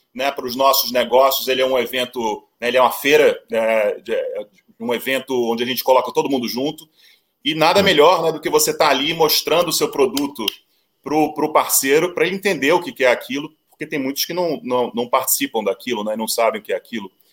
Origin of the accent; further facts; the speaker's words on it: Brazil; moved away as an adult; also born or lived in United States; sou brasileiro